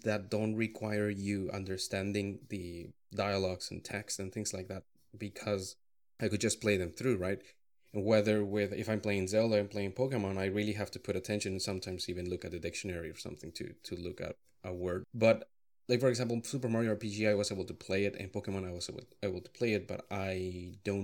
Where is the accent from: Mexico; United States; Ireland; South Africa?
Mexico; English is a second language; moved away as an adult; I grew up in Mexico